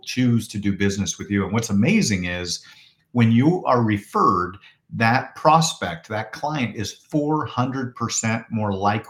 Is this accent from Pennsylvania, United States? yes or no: no; Portland, Oregon, United States; now in Phoenix, United States; I'm from Portland, Oregon originally, which is kind of a rainforest